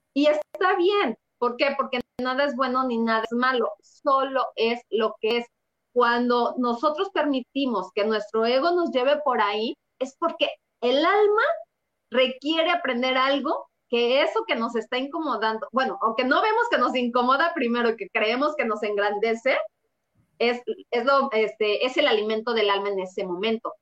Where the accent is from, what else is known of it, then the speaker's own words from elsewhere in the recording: Mexico City, Mexico; yo nací en el DF